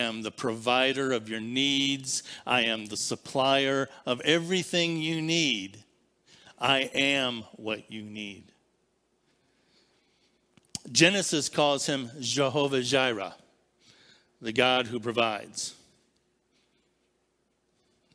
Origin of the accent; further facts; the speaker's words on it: Barberton, Ohio, United States; I was born in Barberton Citizens Hospital